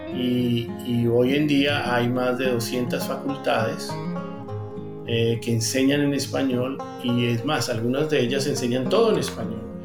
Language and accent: Spanish; Colombia; moved away as an adult; now in Texas, United States; yo soy ingeniero civil colombiano, llevo 23 años en los Estados Unidos